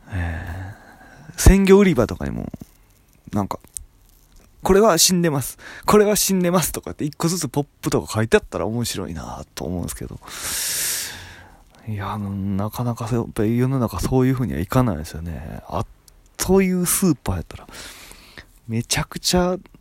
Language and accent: Japanese; Japan; moved away; 俺の地元っていうか隣町の川西市っていうところにビレッジヴァンガードがあった